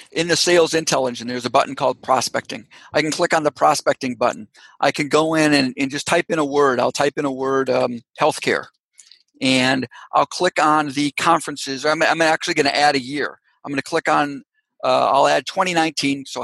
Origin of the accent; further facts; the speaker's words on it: Canada; born there; Guess what? I was born in Canada. I've got uh, family members in Canada.